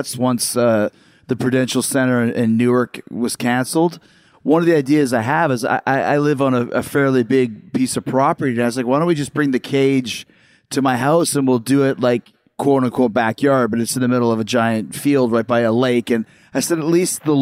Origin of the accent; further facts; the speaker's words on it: Winnipeg, Manitoba, Canada; I grew up in Winnipeg